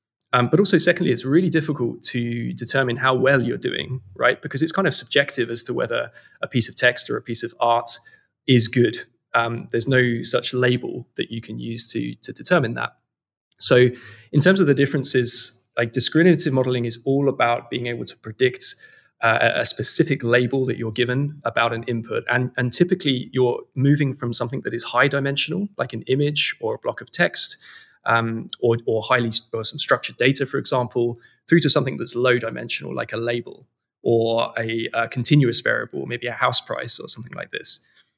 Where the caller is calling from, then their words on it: London, United Kingdom; I'm based in London. This is our office here in London, in Old Street.